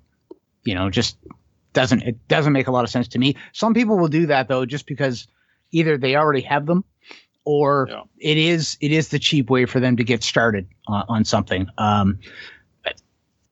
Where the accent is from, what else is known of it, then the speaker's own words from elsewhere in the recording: Canada; us as Canadian firearms owners